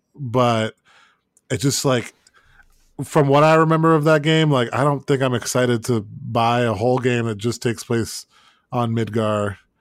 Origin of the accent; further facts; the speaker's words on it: Florida, United States; moved away as an adult; now in North Carolina, United States; growing up in Florida